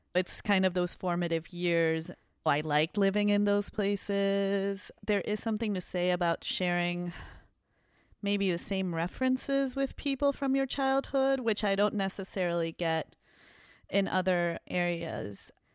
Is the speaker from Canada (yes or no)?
no; Peru; now in Chicago, United States; I'm from Peru